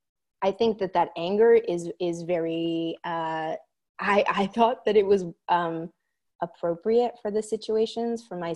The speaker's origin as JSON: {"language": "English", "region": "Oregon", "country": "United States", "tie": "born or raised there", "said": "I'm Mexican American and Jewish, and growing up in Oregon, in a rural Oregon community"}